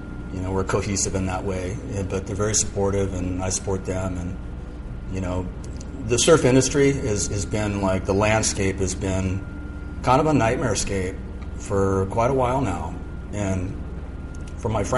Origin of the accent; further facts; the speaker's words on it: Malibu, California, United States; also born or lived in San Mateo, California; we moved to Point Doom in Malibu. And we had access right to, Point Doom. And Little Doom was right there. And that was where I grew up.